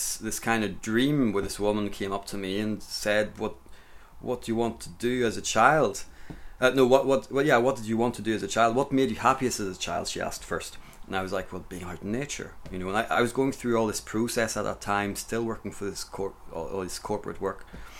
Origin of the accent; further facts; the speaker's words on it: Grand Est, France; And I grew up in the Champagne area of France, out in the countryside, and I spent my childhood running about in the forest, and I got chased by a boar a couple of times with a friend.